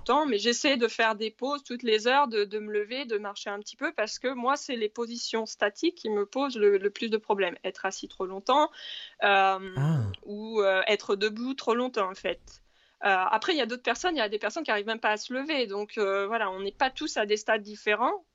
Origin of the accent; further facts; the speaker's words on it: Normandy, France; je suis normande à la base.